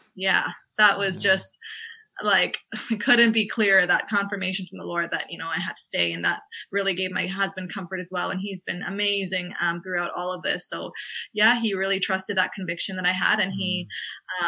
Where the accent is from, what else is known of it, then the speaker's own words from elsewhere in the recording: Canada; moved away as an adult; now in Limerick, Ireland; I'm a Canadian uh, medical student who's studying in Ireland